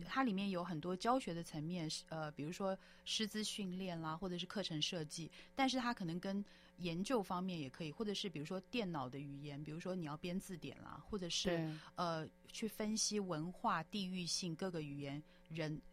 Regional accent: Taiwan; moved away as an adult; also born or lived in United Kingdom / Canada / United States / Hong Kong; 我也是台湾长大，小孩，然后，嗯，在台湾眷村长大，然后之后呢，大学之后就到国外去，呃，居住跟这个，呃，在英国还有加拿大、美国、香港都居住了比较多年了，香港基本上是我第二个家，然后在，嗯，两年前疫情最严重的时候又回到了台湾

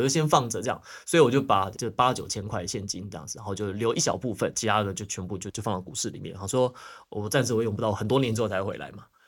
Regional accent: Taiwan; moved away as an adult; also born or lived in United States; 虽然要回台湾工作了嘛

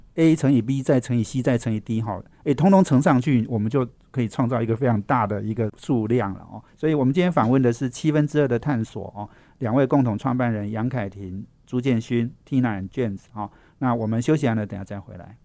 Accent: Taipei, Taiwan; 我们台北人压力一定很大啦

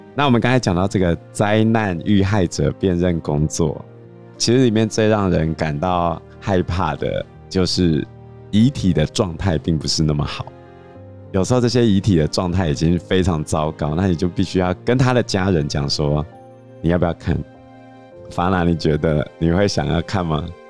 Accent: Taiwan; 我们台湾人习惯做头七二七嘛

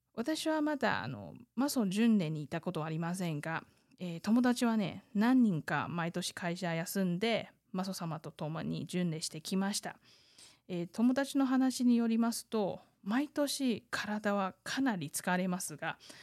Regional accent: Taiwan; 台湾生まれ台湾育ち

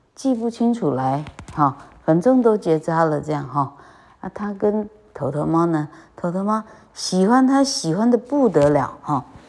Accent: Changhua County, Taiwan; moved away; 我是彰化人

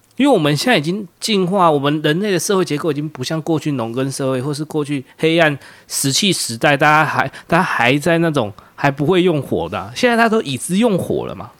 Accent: Taiwan; 我们台湾人

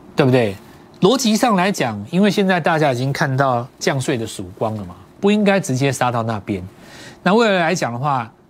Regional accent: Taiwan; 很多我们台湾长大的

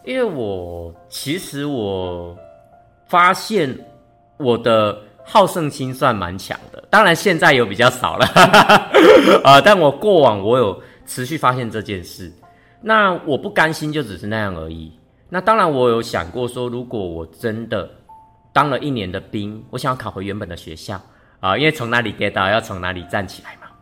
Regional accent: Yonghe, New Taipei, Taiwan; 台北永和的嘉里面

